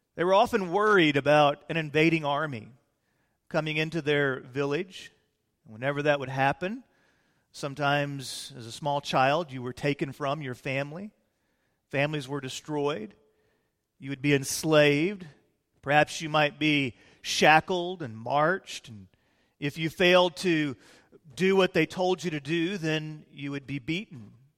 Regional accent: Fort Worth, Texas, United States; also born or lived in Illinois; we moved to Fort Worth when I was about eight years of age

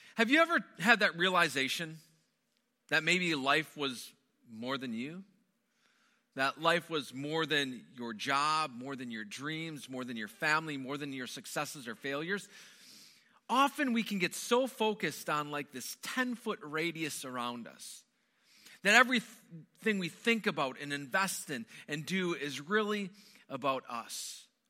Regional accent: Wisconsin, United States; moved away; I grew up in the Midwest. Most of my growing up was spent within the borders of Wisconsin

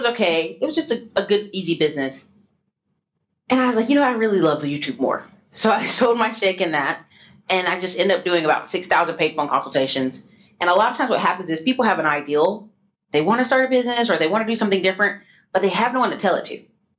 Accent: the Carolinas, United States; because I'm from the Carolinas originally.

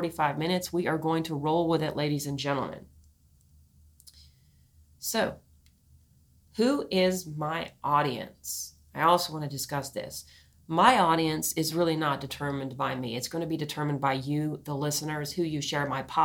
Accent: New Orleans, Louisiana, United States; I come from New Orleans, Louisiana, a very culturally blended place.

